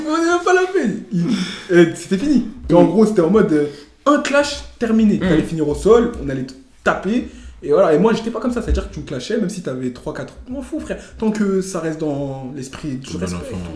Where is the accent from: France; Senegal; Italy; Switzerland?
Senegal; Je suis sénégalais